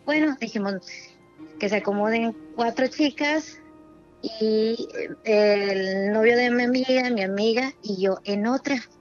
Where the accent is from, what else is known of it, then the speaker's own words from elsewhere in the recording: Tampico, Tamaulipas, Mexico; De Tampico, Tamaulipas